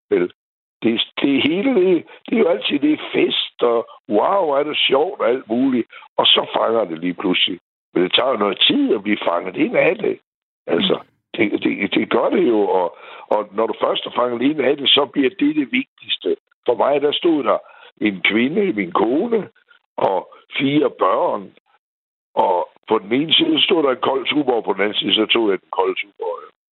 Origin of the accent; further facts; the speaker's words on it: Aarhus, Central Denmark Region, Denmark; jeg er jo fra Aarhus her.